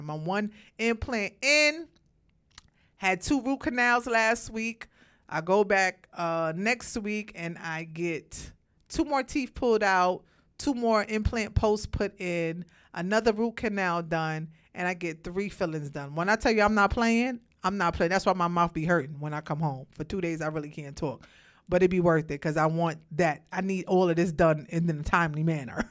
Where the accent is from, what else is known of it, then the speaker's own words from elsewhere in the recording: Brooklyn, New York, United States; moved away as an adult; now in Georgia, United States; born and raised in Brooklyn